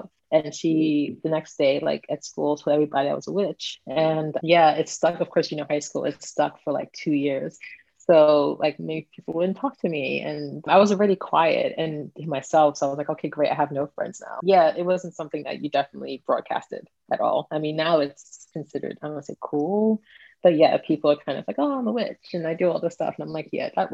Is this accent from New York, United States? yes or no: yes; New York, United States; growing up in New York in the Caribbean community